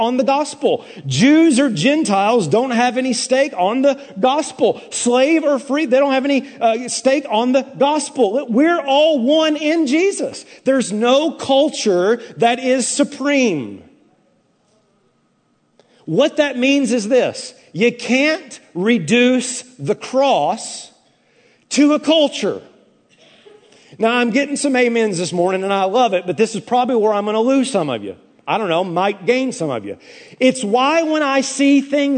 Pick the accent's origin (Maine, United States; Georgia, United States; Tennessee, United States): Tennessee, United States; I'm from Tennessee, brother. The volunteer state, the two things we were raised to do is salute the flag and support the troops